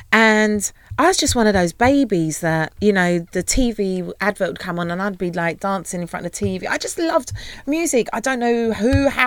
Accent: London, United Kingdom; I am like Peckham, Peckham. born and raised

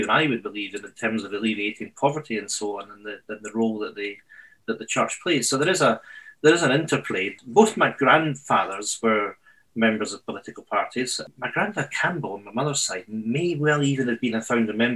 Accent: Edinburgh, Scotland, United Kingdom; moved away as an adult; now in Scottish islands, United Kingdom; I grew up in Edinburgh

